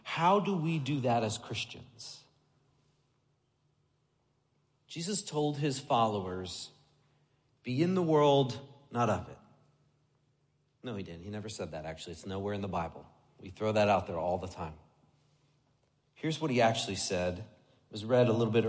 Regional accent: United States; I grew up just outside New York City

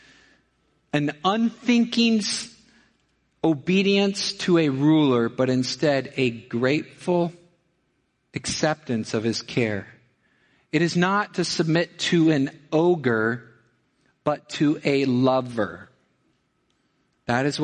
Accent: Missouri, United States; I'm from Missouri

